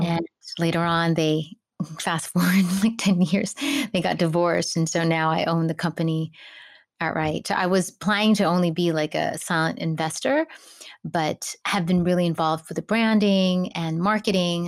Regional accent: Hawaii, United States; moved away; also born or lived in Philippines / California; I was really fortunate to grow up in Hawaii

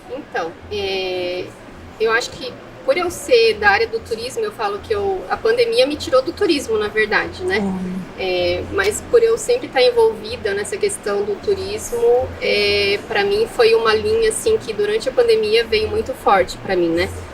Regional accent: Foz do Iguaçu, Paraná, Brazil; eu sou natural aqui de Foz do Iguaçu

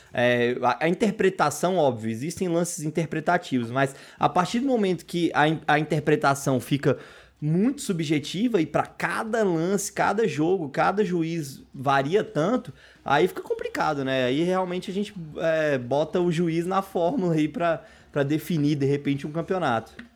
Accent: Brazil; como nós somos brasileiros

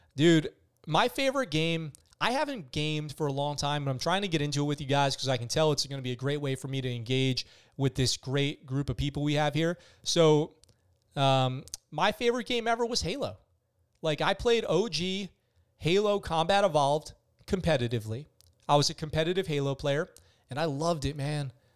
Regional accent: Poughkeepsie, New York, United States; also born or lived in San Diego; now in Okinawa, Japan; I'm from Poughkeepsie, New York

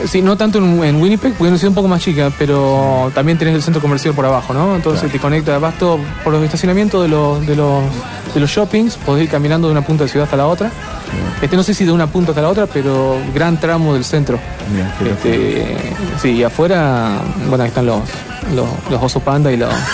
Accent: Argentina; Yo como argentino

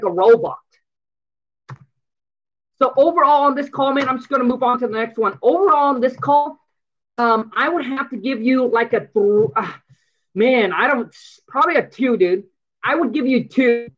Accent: Vietnam; English is a second language; now in United States; I came from from Vietnam. I came over here

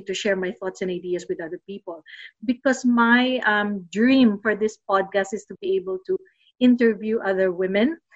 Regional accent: Los Baños, Calabarzon, Philippines; moved away as an adult; also born or lived in New Zealand; now in Melbourne, Australia; UP Los Baños. That is also my hometown. I grew up in that town

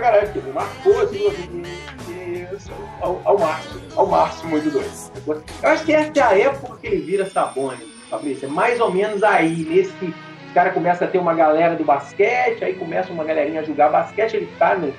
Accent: São João Nepomuceno, Minas Gerais, Brazil; moved away as an adult; also born or lived in Juiz de Fora; a minha infância e adolescência tem com São João

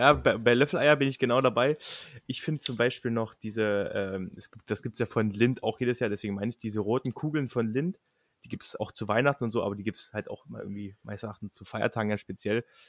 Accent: Lusatia, Germany; wir kommen aus der Region, da wo Quark mit Leinöl herkommt.

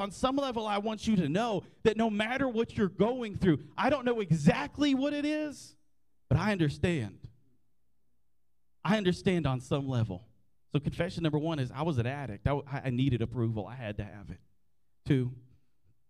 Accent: Graham, Texas, United States; I grew up in Graham, America. My first day of school was at Shawnee Elementary, which is now North Central Texas College, and I graduated in 2008 from Graham High School

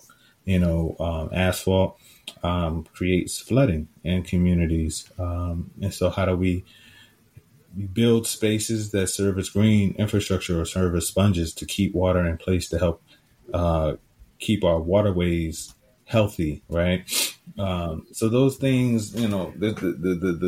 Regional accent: Richmond, Virginia, United States; I am a city boy. I grew up in Richmond. I grew up in apartments in Richmond

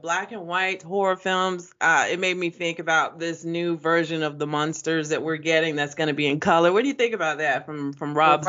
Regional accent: North Carolina, United States; I grew up in North Carolina, which was considered part of the Bible Belt on down.

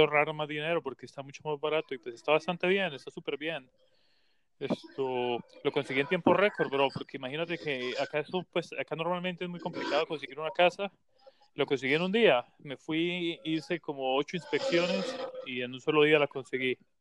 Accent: Colombia; moved away; yo también soy de Colombia

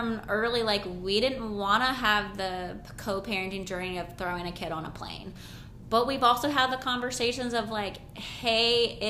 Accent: the South, United States; I grew up in the South.

